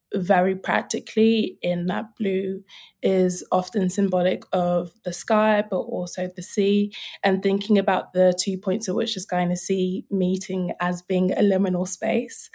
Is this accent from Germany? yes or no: no; London, United Kingdom; I'm a South Londoner. Um, but I suppose for me, growing up, um, I'm Nigerian. My parents are Nigerian, but I was born here